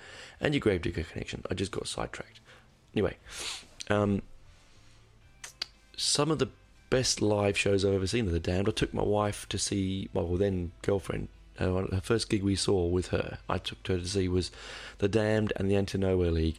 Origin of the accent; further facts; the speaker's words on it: United Kingdom; being British